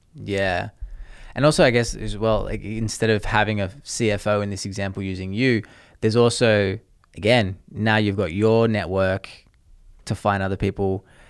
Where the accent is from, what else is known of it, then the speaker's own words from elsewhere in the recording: Australia; moved away; I'm Australian